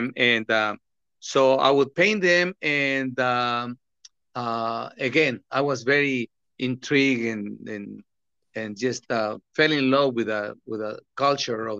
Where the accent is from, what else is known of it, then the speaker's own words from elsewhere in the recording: Tepic, Nayarit, Mexico; moved away; I was born in Tepic, in the state of Nayarit